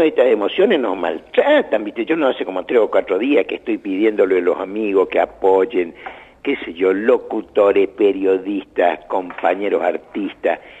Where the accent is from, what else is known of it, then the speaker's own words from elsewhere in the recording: Argentina; que soy tan argentino